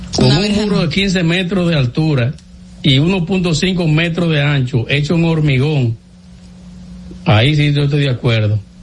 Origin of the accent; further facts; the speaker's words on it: Dominican Republic; somos más dominicanos que muchos están ahí en el palacio